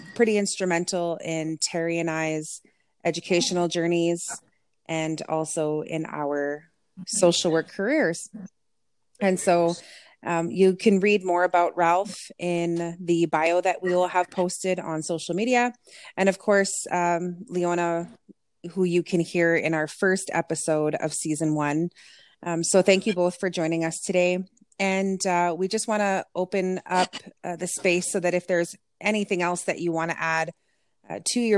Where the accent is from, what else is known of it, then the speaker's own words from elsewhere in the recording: Kehewin Cree Nation, Alberta, Canada; I'm from the Kihiwin Cree Nation here in Treaty 6 territory